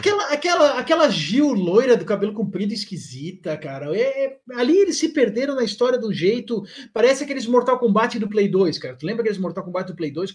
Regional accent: Blumenau, Santa Catarina, Brazil; eu sou aqui de Blumenau, né, Santa Catarina

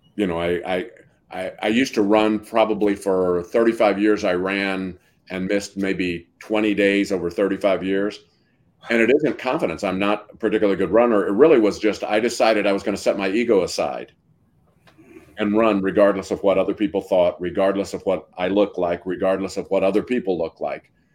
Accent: Missouri, United States; I'm from Missouri, where Washington has an R

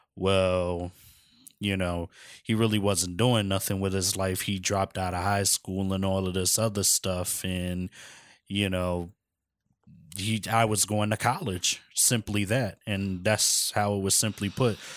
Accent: Philadelphia, Pennsylvania, United States; born and raised in Philadelphia, Pennsylvania

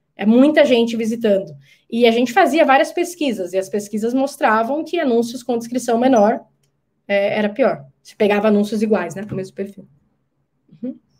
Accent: Brazil; Eu sei que como brasileira

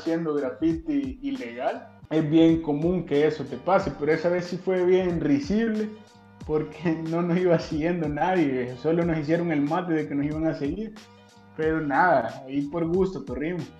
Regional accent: Mariona, San Salvador, El Salvador; viví prácticamente toda mi infancia en Mariona

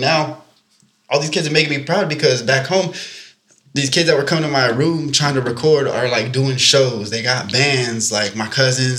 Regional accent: Central Valley, California, United States; moved away; I'm from the Central Valley

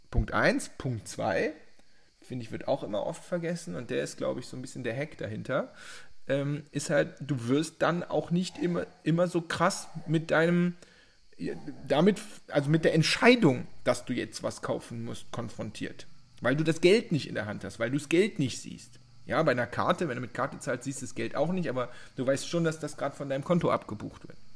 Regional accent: Cologne, North Rhine-Westphalia, Germany; Beispiel 3, die frisch, ich kann das nicht als Kölsche Jung, frischen Früchte.

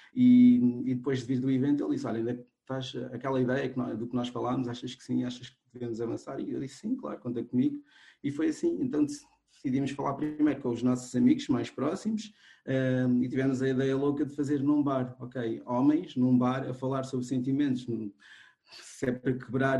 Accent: Cape Verde; now in Portugal; eu sou cabo-verdiano, embora agora também já seja português, mas nasci em Cabo Verde.

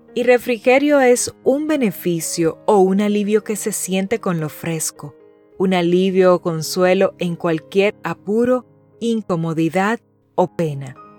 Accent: Dominican Republic; Mi tierra es hermosa y también es muy calurosa.

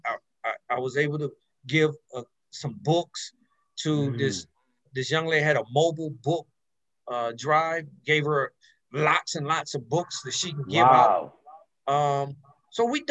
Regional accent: Maryland, United States; moved away; also born or lived in California; I'm from Maryland. And so in the DC area

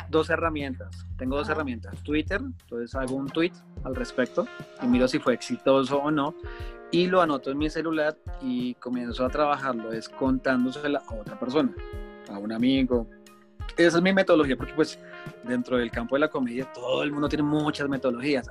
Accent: Colombia; Soy un colombiano aquí en su país

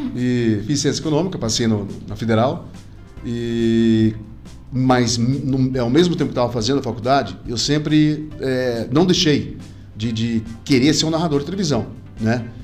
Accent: Cascavel, Paraná, Brazil; moved away; na minha infância, na minha juventude, quando eu passei em Cascavel

